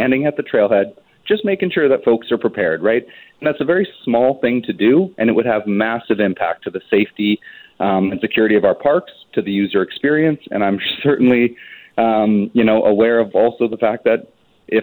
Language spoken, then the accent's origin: English; British Columbia, Canada; we as British Columbians